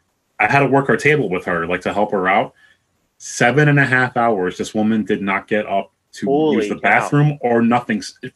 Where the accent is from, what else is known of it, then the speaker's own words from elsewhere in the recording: New York City, New York, United States; also born or lived in New Jersey; now in Scranton, United States; I'm from New York and New Jersey originally. I grew up in New York City, like in the Bronx, and I grew up in Jersey, but I live in Scranton now.